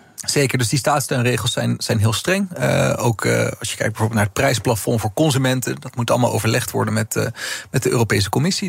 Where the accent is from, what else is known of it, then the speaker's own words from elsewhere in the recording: Netherlands; also born or lived in Amsterdam; we dus als Nederlanders